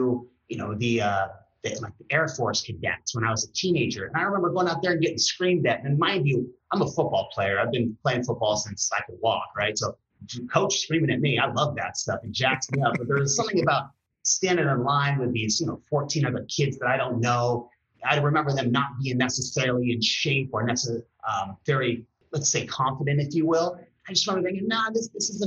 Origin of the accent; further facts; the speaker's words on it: Redondo Beach, California, United States; also born or lived in Oregon; I was born in Long Beach, born and raised in Redondo